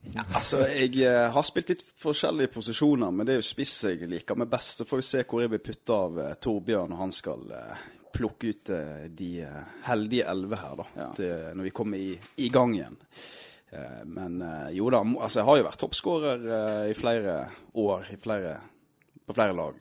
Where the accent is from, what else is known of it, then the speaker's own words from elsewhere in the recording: Steinhovden, Vestland, Norway; also born or lived in Krokane, Florø; jeg er fra Steinhovden